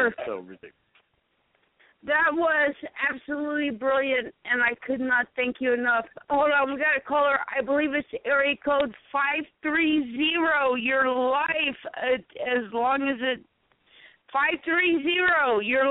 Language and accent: English; South Carolina, United States; moved away; also born or lived in Michigan; I come from South Carolina